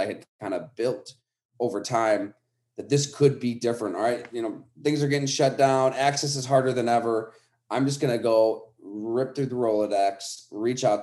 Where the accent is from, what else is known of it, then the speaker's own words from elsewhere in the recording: Western New York, United States; I grew up in Western New York, so I'm reading the Olean Times Herald